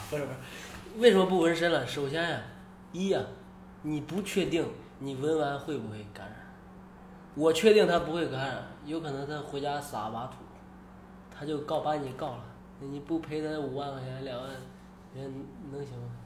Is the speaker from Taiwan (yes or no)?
no; China; moved away as an adult; now in United States; 我是中国的，啊，我去过深圳